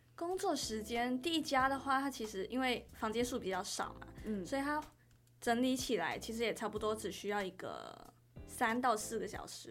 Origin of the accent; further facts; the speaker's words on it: Kuala Lumpur, Malaysia; moved away as an adult; now in Chiayi, Taiwan; 我来自吉隆坡